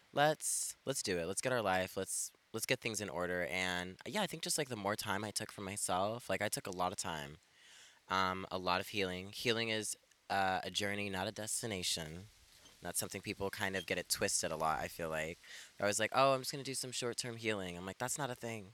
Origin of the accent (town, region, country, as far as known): Elko, Nevada, United States; born or raised there; moved away as an adult; also born or lived in Ethiopia / California; now in Portland, United States